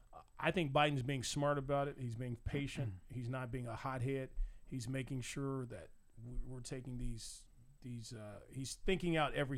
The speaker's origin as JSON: {"language": "English", "region": "Arkansas", "country": "United States", "said": "I'm from Arkansas, sir."}